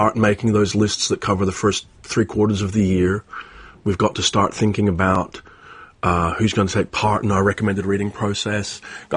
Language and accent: English; Belfast, Northern Ireland, United Kingdom; moved away; I'm from Belfast, and I haven't been back to Ireland since 1993